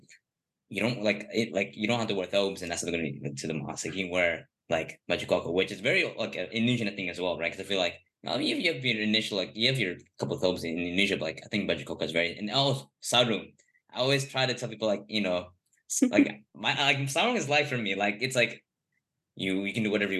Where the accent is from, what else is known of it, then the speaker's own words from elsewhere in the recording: Los Angeles, California, United States; I'm born